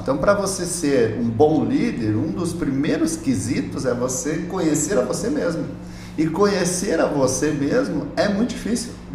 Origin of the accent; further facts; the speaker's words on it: Laranjeiras do Sul, Paraná, Brazil; moved away; Eu sou paranaense, eu nasci numa cidadezinha lá do interior do estado do Paraná, chamada Laranjeiras do Sul